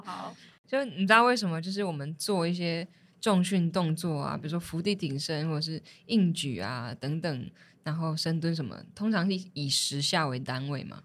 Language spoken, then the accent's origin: Chinese; Chiayi, Taiwan; moved away as an adult; also born or lived in Taichung; 我大学的时候是在台中念书，然后我是嘉义人嘛